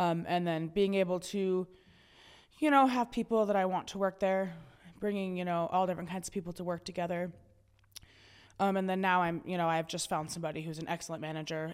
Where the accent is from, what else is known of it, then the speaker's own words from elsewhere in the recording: York, Montana, United States; also born or lived in Helena, Montana; I grew up in York, which is a town right outside of Helena